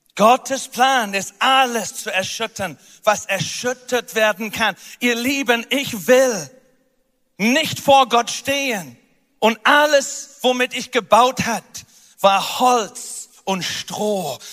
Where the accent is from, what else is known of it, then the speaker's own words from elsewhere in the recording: United Kingdom; moved away; Großbritannien, wo ich herkomme